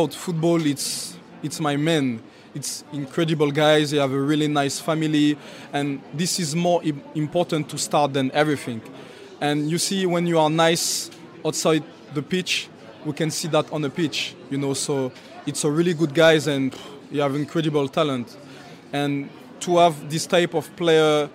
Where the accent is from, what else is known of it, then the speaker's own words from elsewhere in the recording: Châtenay-Malabry, Île-de-France, France; English is a second language; now in Newcastle, United Kingdom; We're born in the same area, so we're from Châtenay Malabry